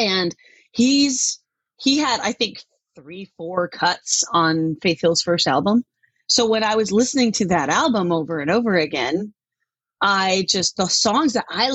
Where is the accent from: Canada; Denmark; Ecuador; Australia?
Denmark; now in Tacoma, United States; I grew up in Denmark